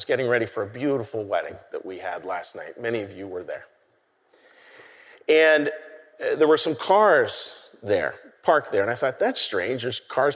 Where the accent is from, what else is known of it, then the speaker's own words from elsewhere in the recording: Pittsburgh, Pennsylvania, United States; now in Philadelphia, United States; I'm from Pittsburgh. Married a Philly girl, that's how we ended up here